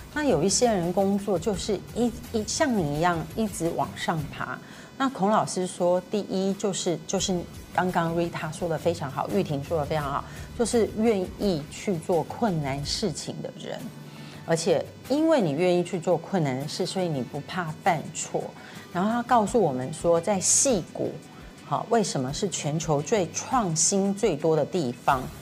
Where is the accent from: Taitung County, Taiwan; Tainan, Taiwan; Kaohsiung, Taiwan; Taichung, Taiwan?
Tainan, Taiwan; moved away; 因为我在台南长大。